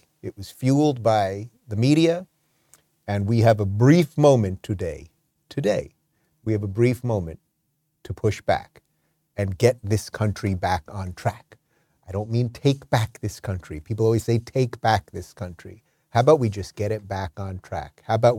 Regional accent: California, United States; And I should tell you, it was a little bizarre for me, because as a Californian, I've never had to show an ID to vote before.

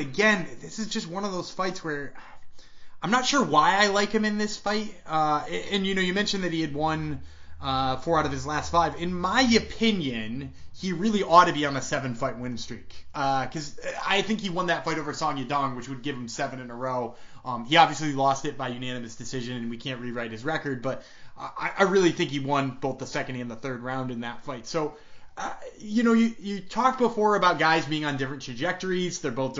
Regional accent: Massachusetts, United States; Rob Font is a Massachusetts boy, and I am from Massachusetts, and that is somewhat painful to pick against.

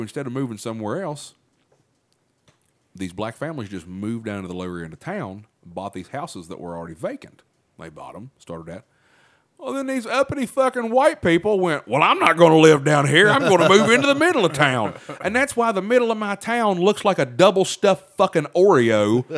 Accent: Chesapeake, West Virginia, United States; when I was growing up in Chesapeake

